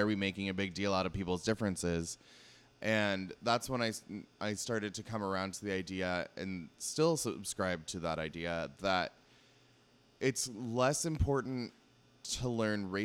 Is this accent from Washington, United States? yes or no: yes; Seattle, Washington, United States; growing up in Seattle in a Jewish family